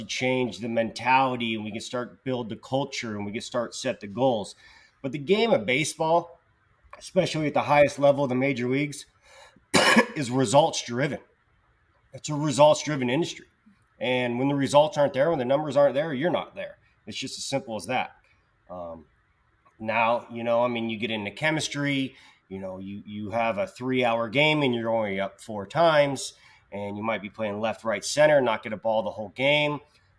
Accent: Petaluma, California, United States; Petaluma, California, 707. Petaluma, area

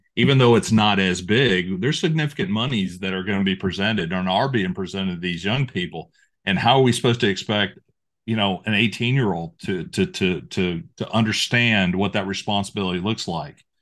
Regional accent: Apopka, Florida, United States; born or raised there

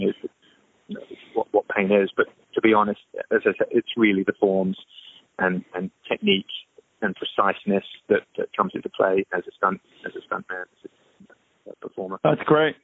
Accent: England, United Kingdom; there were a lot of schools around me growing up in England

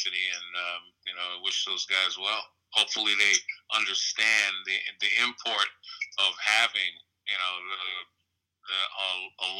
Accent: New York City, New York, United States; also born or lived in Brooklyn, New York; I was raised in Queens for the most part, I was born and was raised in Brooklyn partly

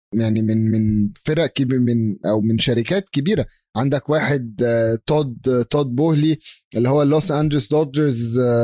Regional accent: Egypt

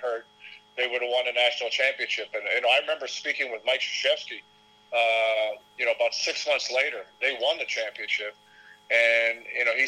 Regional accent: Toronto, Ontario, Canada; my hometown where I grew up

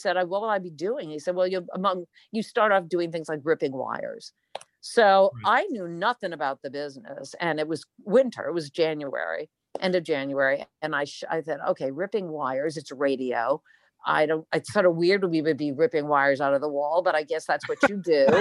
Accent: East Providence, Rhode Island, United States; I grew up in East Providence, Rhode Island, a town called Rumford

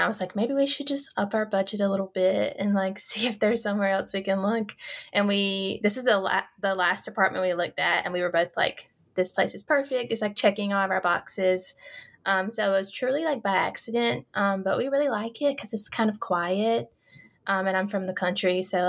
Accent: North Carolina, United States; moved away as an adult; now in New York City, United States; I'm 27. I'm from North Carolina, but you can probably hear my accent. And I live in Greenpoint right now.

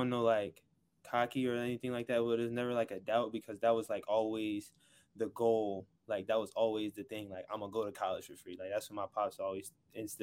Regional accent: Plainfield, New Jersey, United States; I'm from New Jersey. I'm from Plainfield, New Jersey

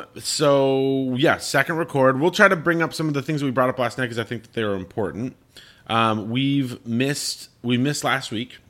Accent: Colorado, United States; I grew up in Colorado. Like, Colorado, all the cities are spread out.

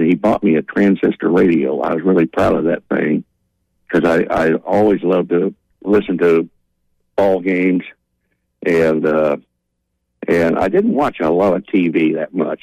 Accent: Northern California, United States; I grew up in Northern California

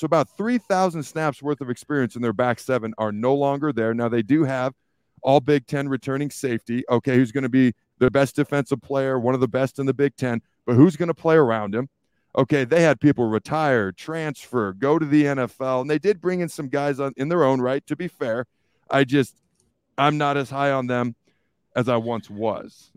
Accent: the Northwest, Pacific Northwest, United States; moved away; I grew up in the Northwest

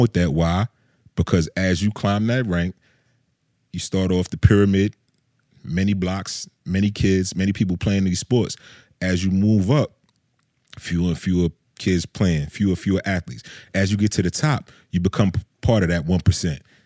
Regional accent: Georgia, United States; I'm from Georgia

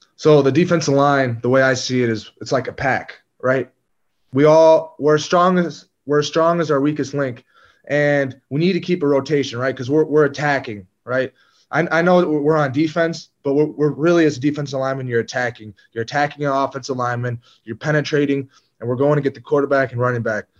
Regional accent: Green Bay, Wisconsin, United States; my hometown team, Green Bay.

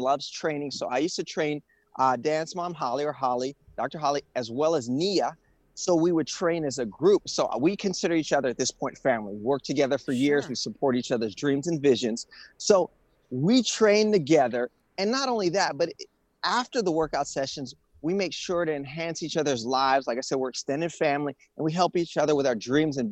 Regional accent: Rio de Janeiro, Brazil; moved away as an adult; now in Los Angeles, United States; I'm from Rio. I'm from a beach town

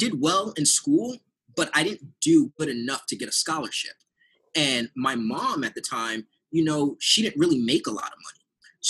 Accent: San Diego, California, United States; because I'm originally from San Diego, I went back to San Diego.

